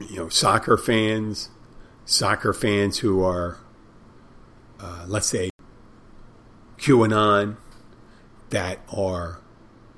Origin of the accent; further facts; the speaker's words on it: Pennsylvania, United States; now in Key Largo, United States; Pennsylvania, my home state.